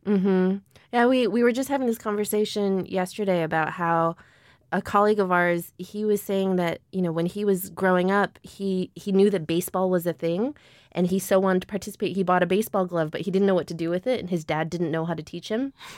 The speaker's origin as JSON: {"language": "English", "town": "Chicago", "region": "Illinois", "country": "United States", "tie": "born or raised there", "said": "up in the north suburbs of Chicago in a Jewish neighborhood"}